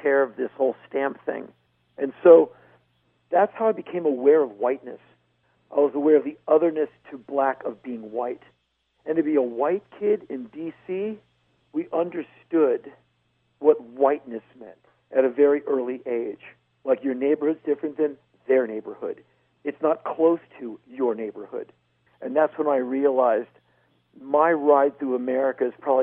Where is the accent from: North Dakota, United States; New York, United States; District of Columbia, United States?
District of Columbia, United States; Washington; I was raised in a very political household. My mom worked her entire adult career in government. Like, I come from Washington, D.C.